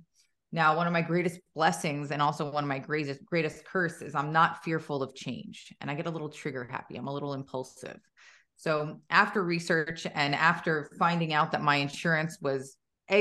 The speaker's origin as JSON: {"language": "English", "region": "New Jersey", "country": "United States", "moved": "yes", "lives_now": "Gilbert, United States", "said": "I'm in Gilbert, Arizona. I'm originally from New Jersey."}